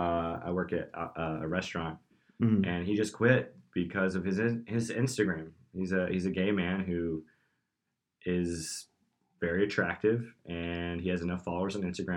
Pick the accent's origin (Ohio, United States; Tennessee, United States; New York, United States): Tennessee, United States; Knoxville; moved away; I'm from Knoxville, Tennessee, originally.